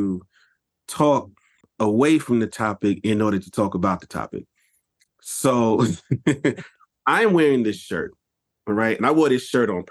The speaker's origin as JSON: {"language": "English", "region": "New York", "country": "United States", "said": "as a New Yorker"}